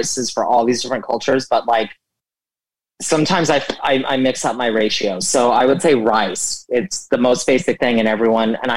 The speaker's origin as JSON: {"language": "English", "region": "Southern California", "country": "United States", "tie": "born or raised there", "also_born_or_lived": "New York", "moved": "as an adult", "said": "growing up in Southern California"}